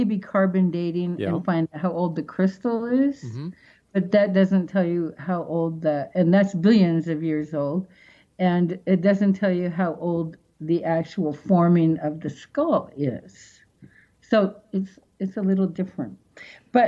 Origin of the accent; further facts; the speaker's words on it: Seattle, Washington, United States; moved away; back in Seattle, that's my hometown